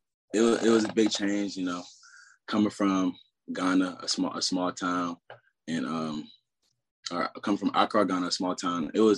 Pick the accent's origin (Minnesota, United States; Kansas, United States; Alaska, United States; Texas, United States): Texas, United States; Austin; I was raised majority in Austin, Texas. Went to high school out there, Vistoris High School, 6A.